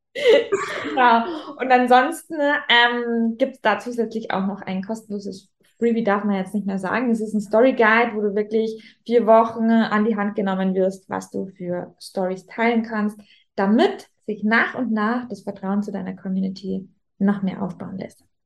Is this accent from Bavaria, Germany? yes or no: yes; Rosenheim, Bavaria, Germany; accent: Bavarian; ich komme ja aus, aus Rosenheim. Rosenheim ist mitten in Bayern, äh, Oberbayern ähm, vom Dialekt her.